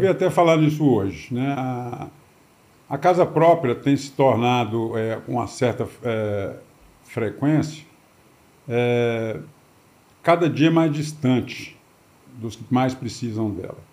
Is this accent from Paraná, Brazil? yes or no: no; Brasília, Federal District, Brazil; also born or lived in São Paulo; eu vim para Brasília, eu nasci em São Paulo, na capital de São Paulo, em 1965. Em 66, o meu pai veio para Brasília. Então, eu vim para cá, eu tinha um ano